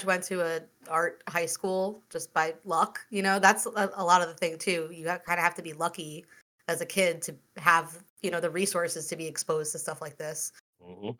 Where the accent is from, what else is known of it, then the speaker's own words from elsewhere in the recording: Long Island, New York, United States; I grew up on Long Island in 2004. So I was like 14